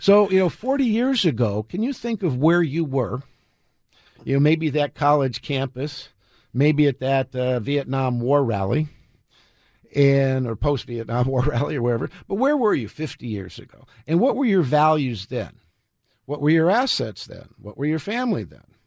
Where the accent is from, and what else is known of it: United States